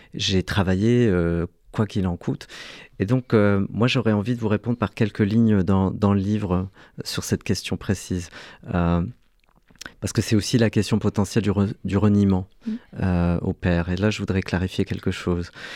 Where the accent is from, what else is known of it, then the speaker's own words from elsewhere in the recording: Algeria; now in France; pour obtenir la nationalité française, c'était un cauchemar administratif, puisque je suis né en Algérie